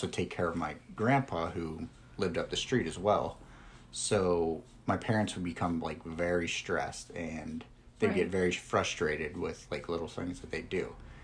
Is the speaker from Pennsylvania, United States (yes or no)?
yes; Sewickley, Pennsylvania, United States; I grew up in just outside of Pittsburgh in Swickley, PA.